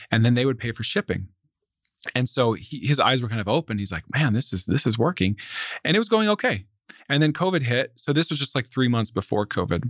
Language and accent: English; Central Florida, United States; moved away as an adult; also born or lived in Alabama; now in Dallas, United States; I grew up in Central Florida